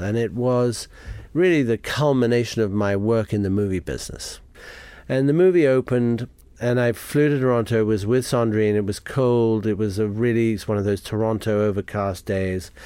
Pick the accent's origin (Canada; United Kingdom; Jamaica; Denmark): Jamaica; moved away; I grew up in Jamaica